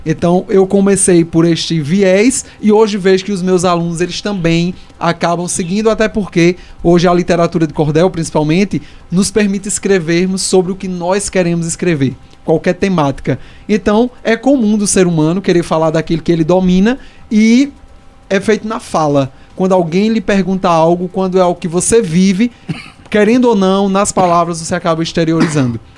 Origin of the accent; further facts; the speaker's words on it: Brazil; Eu vivi minha vida toda lá no Salgado